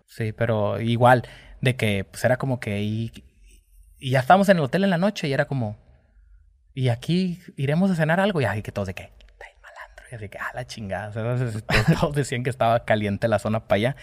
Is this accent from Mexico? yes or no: yes; Mexico; pues soy mexicano, esa es mi bandera